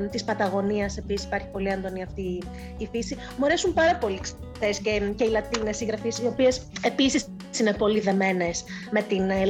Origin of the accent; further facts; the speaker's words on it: Eastern Macedonia and Thrace, Greece; πολύ βιωματική και αυτή είναι, είναι, είναι ο τόπο μου. Είπα και πολλέ φορέ ότι, ήθελα να